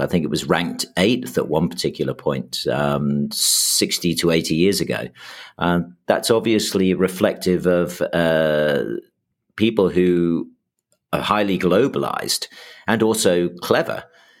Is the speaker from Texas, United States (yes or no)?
yes; Houston, Texas, United States; also born or lived in New York; I know I grew up in Houston and New York in the sort of 70s and early 80s. And the reason I ended up as an English kid in Houston and then New York was the brain drain of the UK in the 70s.